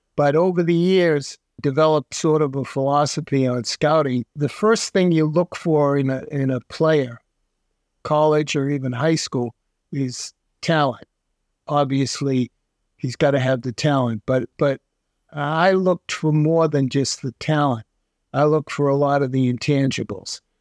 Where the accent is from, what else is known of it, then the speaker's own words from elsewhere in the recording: Brookline, Massachusetts, United States; I grew up in Brookline, went to Brookline High School, stayed local for college